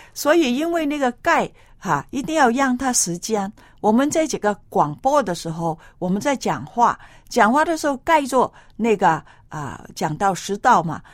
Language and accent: Chinese; China; 我们中国人